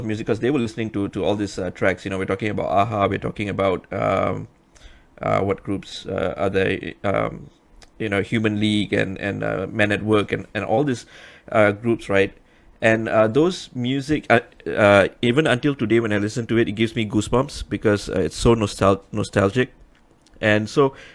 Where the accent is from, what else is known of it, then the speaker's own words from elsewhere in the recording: Penang, Malaysia; moved away as an adult; now in Selangor, Malaysia; I'm a hardcore Penangite. You know, I've been in Selangor for how many years now? 17 years